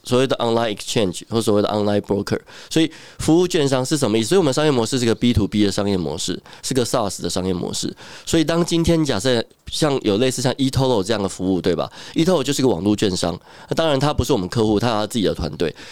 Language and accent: Chinese; Taiwan; 从小时候读书到长大，都是一个 所谓的乖乖牌吧，也没有离开台湾这样子